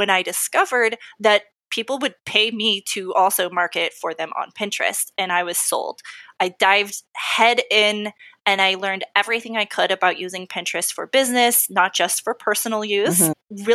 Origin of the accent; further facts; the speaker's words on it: Texas, United States; I'm from Texas